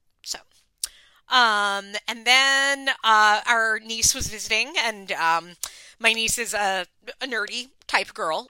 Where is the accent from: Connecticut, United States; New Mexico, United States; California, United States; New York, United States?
New York, United States; Long Island; I am obviously from Long Island